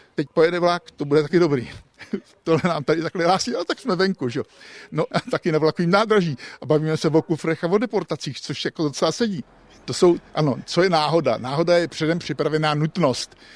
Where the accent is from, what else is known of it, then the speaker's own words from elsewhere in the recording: Český Krumlov, South Bohemian Region, Czechia; also born or lived in Prague; jsem prostě tě krumlovák, ale pro krumlovák je náplava, protože jsem tady až teprve od pěti let svých. Narodil jsem se v Praze